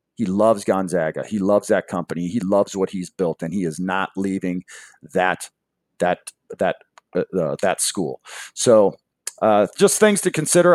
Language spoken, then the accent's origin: English; Seattle, Washington, United States; I grew up in Seattle